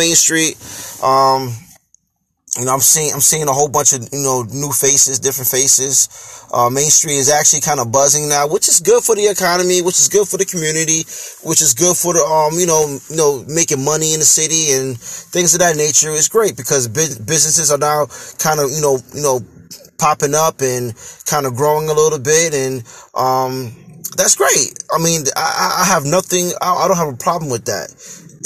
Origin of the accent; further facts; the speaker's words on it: Hackensack, New Jersey, United States; I was born and raised here in Hackensack, New Jersey